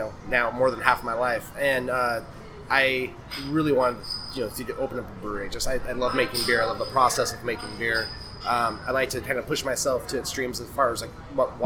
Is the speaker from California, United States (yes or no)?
no; Colorado, United States; also born or lived in Seattle; now in Troy, United States; I grew up in Colorado.